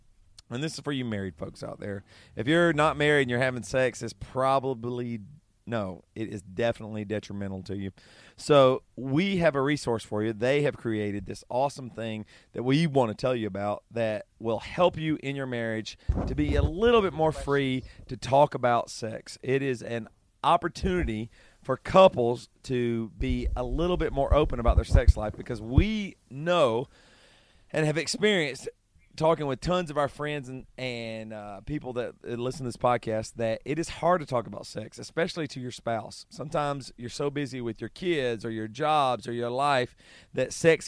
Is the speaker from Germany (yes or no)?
no; the South, United States; accent: Southern; This is my Southern accent coming out.